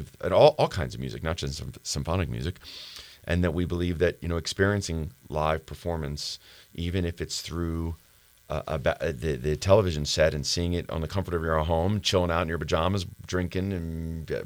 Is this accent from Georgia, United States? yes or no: no; Philadelphia, Pennsylvania, United States; even though we're both from Philadelphia